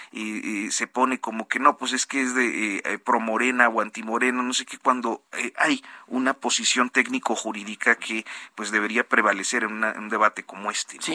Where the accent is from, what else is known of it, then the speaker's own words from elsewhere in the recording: Coahuila, Mexico; A mí me lleva a recordar cuando era muy joven cómo eh, en ocasiones cuando allá en, el estado de donde yo soy, en el estado de Coahuila, en el municipio, nos, nos detenía la policía